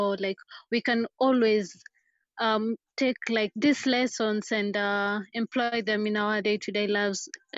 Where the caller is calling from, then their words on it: Kisumu, Kisumu County, Kenya; Chelsea, I'm joining from Kisumu, Kenya.